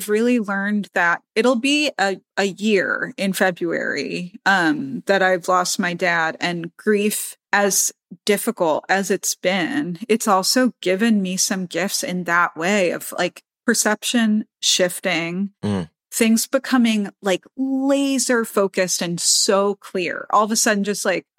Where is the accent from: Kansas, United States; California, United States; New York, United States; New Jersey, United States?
New York, United States; New York City; I'm a New Yorker